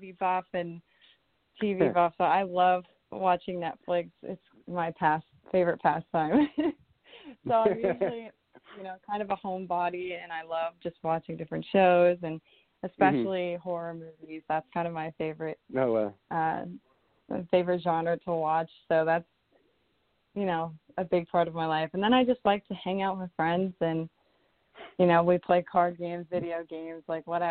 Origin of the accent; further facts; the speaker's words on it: Orlando, Florida, United States; I'm originally from Orlando, Florida, and I was always a really, really shy kid growing up